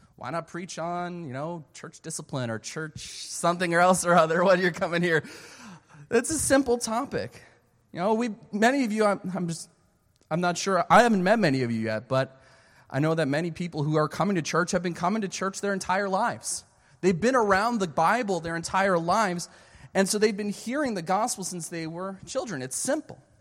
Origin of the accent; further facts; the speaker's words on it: Philadelphia, Pennsylvania, United States; moved away as an adult; also born or lived in Canada / Pensacola, Florida; I was born and raised in, uh, Philadelphia, Pennsylvania